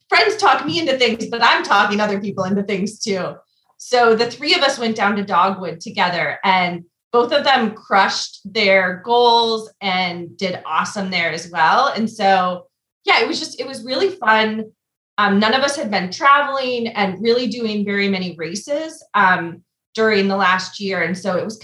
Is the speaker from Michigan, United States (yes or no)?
yes; Michigan, United States; now in Pittsburgh, United States; I'm originally from Michigan